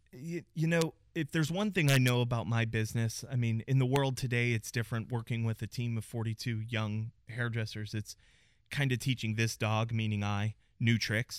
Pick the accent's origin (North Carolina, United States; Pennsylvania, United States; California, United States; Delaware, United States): Pennsylvania, United States; Pittsburgh; moved away as an adult; also born or lived in New York; now in Dallas, United States; born and raised in Pittsburgh, Pennsylvania.